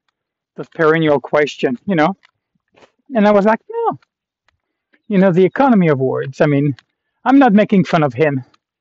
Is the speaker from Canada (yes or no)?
yes; Canada; I was like, yeah, I'm from Canada.